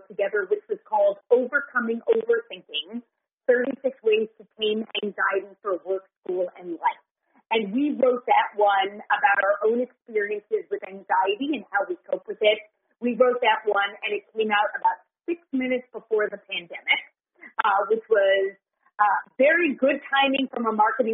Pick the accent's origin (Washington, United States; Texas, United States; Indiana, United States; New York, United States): New York, United States; New York City; I grew up in New York City